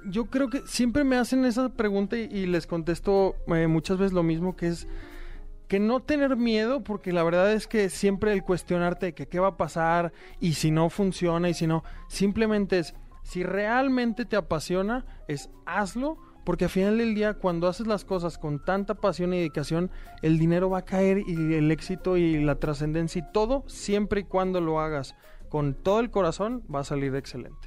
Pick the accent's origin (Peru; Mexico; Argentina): Mexico; León, Guanajuato; now in Monterrey, Mexico; 14 años en Monterrey soy de León, pero creo que ya el acento ya, ya me delataba